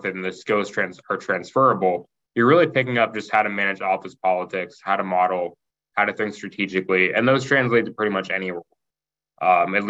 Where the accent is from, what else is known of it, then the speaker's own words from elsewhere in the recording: Kentucky, United States; moved away as an adult; also born or lived in Indiana; I grew up in Kentucky